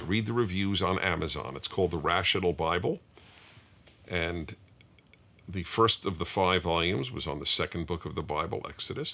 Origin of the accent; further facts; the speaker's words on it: New York City, New York, United States; I grew up in Brooklyn, New York